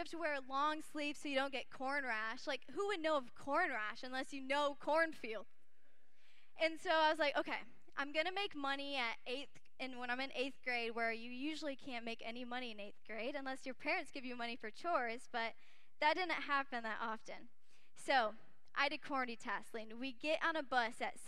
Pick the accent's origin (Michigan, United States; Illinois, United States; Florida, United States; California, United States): Michigan, United States; Kalamazoo; moved away as an adult; also born or lived in Arizona; I grew up in Michigan for most of my life until I moved to college in Arizona